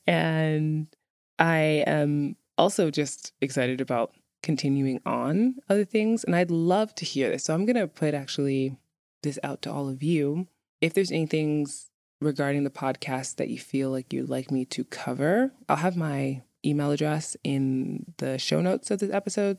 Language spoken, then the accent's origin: English; New York City, New York, United States; moved away as an adult; now in Reykjavik, Iceland; where I'm from in, in New York City. I'm from Brooklyn